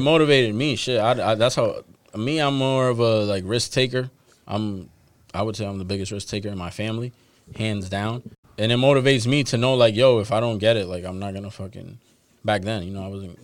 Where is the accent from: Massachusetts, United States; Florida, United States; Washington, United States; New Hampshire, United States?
Massachusetts, United States; Boston; I'm a dude from Dorchester. Like I, I still live in Dorchester